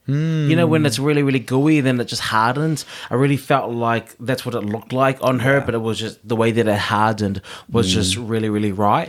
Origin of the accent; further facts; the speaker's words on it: New York, United States; I'm from New York. Yeah. I'm a New York queen. Yeah, I do drag.